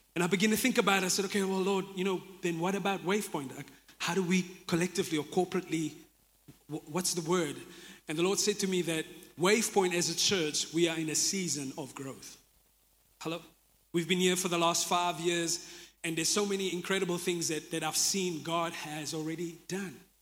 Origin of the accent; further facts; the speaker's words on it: Jeffreys Bay, Eastern Cape, South Africa; I'm from Jeffreys Bay, I grew up here